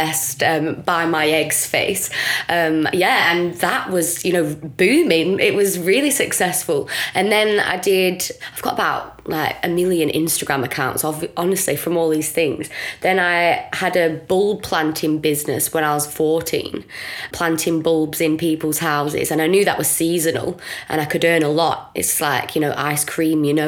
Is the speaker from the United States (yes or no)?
no; Blackburn, North West England, United Kingdom; I'm just from Blackburn